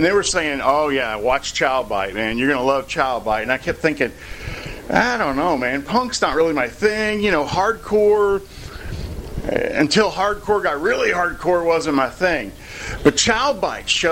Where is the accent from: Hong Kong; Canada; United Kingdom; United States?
United States; near Paducah, Kentucky; Paducah, near my hometown